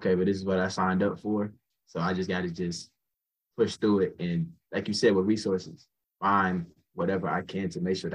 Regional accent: Cobb County, Georgia, United States; also born or lived in Douglasville, Georgia; I stay in Douglasville. Like I'm from Cobb County. That's like a little outside of like, Atlanta.

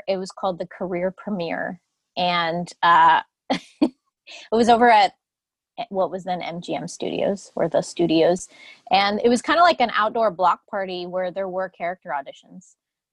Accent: Longwood, Florida, United States; I was born and raised in Florida, over in Longwood, over on the other side of the tracks

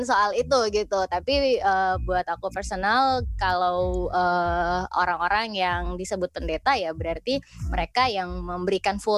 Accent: West Kalimantan, Indonesia; born there; Aku asli dari Kalimantan Barat, lahirnya di Kalbar. Da, tapi besarnya ada di mana-mana gitu

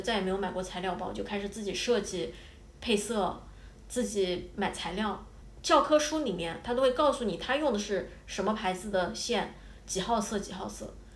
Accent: China; moved away as an adult; also born or lived in Scotland; now in Japan; 我作为一个中国人

